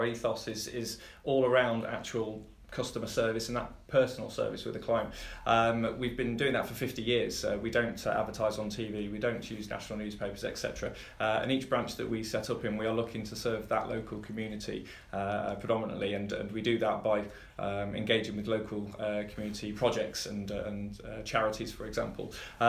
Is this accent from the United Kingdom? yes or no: yes; Ripon, Yorkshire and the Humber, United Kingdom; moved away as an adult; now in Buckinghamshire, United Kingdom; I'm a Yorkshireman. I'm very proud of that fact. Born in Ripon, in the birthing centre there. And I have actually been living down south in Buckinghamshire for 20 years.